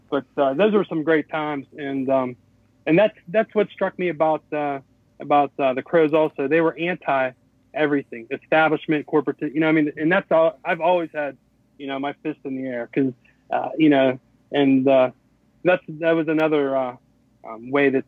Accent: Pittsburgh, Pennsylvania, United States; also born or lived in Berlin, Germany; I grew up in the Pittsburgh area.

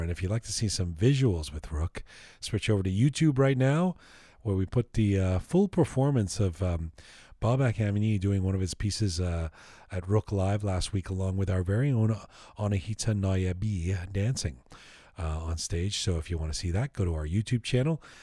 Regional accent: Canada; Canadian identity is that we're not American

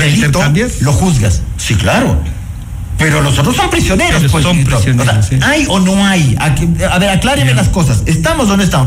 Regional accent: Ecuador; Y esos somos los ecuatorianos

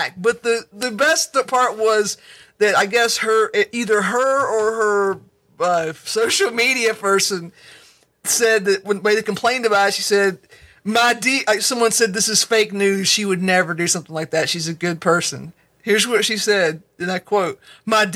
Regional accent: United States; me as an American

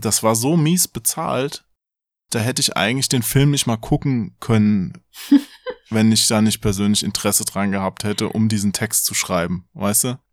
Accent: Hesse, Germany; ich bin ja Hesse, da verschlucke ich die Endung wahrscheinlich zu sehr.

